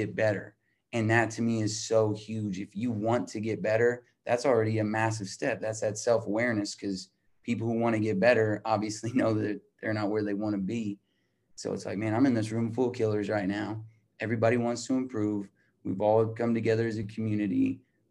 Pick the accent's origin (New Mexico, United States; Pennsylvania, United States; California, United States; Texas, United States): New Mexico, United States; Albuquerque; I'm from Albuquerque, New Mexico.